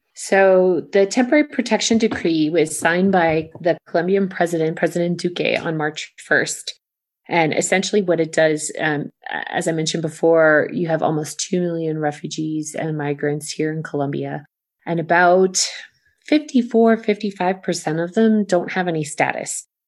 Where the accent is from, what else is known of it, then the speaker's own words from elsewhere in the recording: United States; an American